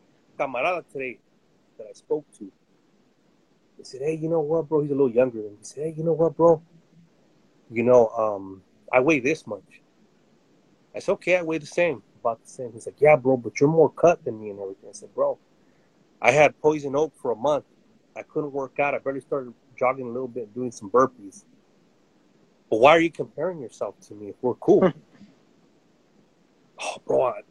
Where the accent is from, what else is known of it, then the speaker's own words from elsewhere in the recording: United States; also born or lived in Central Valley, California; I was born in the United States, and my dad was born in Mexico, and mom was from Texas, but we were fruit pickers in the 70s